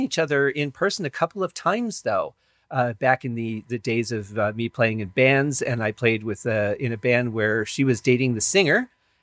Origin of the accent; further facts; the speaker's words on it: Michigan, United States; also born or lived in Colorado / Arizona; now in Las Vegas, United States; I grew up in Michigan, so it's a little different than it is here in Vegas